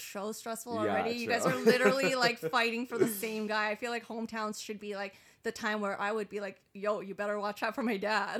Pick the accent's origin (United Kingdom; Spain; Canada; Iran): Iran; I've got like a real foreign family. Like I immigrated from Iran, so like just growing up, like I don't think I was even allowed to date.